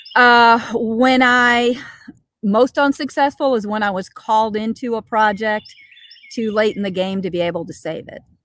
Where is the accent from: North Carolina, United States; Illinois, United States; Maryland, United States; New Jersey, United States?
Illinois, United States; Chicago; moved away as an adult; now in St. Louis, United States; I'm a Chicago native. I've lived in the St. Louis area for 30 plus years, but you know, like most Chicagoans, I'm still a Chicagoan.